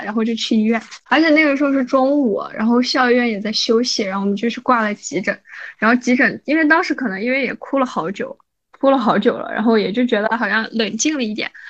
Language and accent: Chinese; Xinjiang, China; 我们新疆人嘛，差不多两点多吃饭